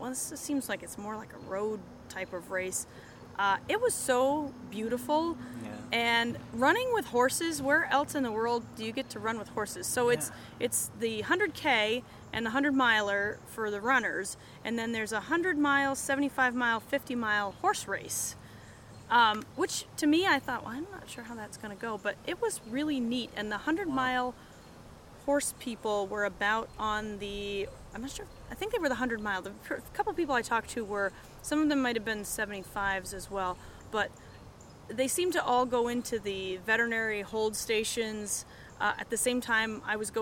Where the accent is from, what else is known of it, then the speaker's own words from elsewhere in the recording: Vermont, United States; moved away as an adult; also born or lived in Pennsylvania / Delaware; now in Rochester, United States; I grew up in Vermont, and I saw areas of Vermont that you would never see otherwise